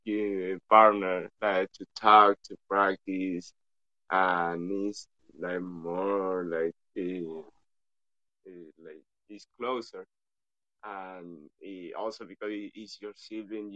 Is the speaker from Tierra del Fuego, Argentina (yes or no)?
yes; Río Grande, Tierra del Fuego, Argentina; English is a second language; We are from Argentina. Argentina is a Latin American country, a Spanish speaking country. And we live in Rio Grande. That is a city in the province of Tierra Fuego